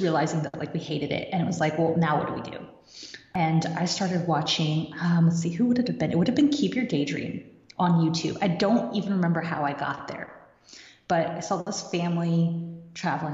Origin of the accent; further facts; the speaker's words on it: Kansas City, Missouri, United States; moved away as an adult; also born or lived in Michigan; we were in Michigan at the time, we're from Kansas City